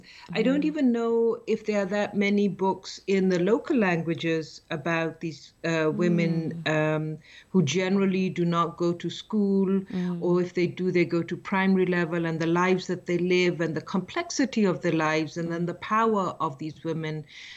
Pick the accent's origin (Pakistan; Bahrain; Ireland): Pakistan; moved away as an adult; now in California, United States; I grew up in Pakistan on a farm in a village. Mm-hmm. And I've been living in California now for the last over 30 years. So mm-hmm. like many of your listeners, as an immigrant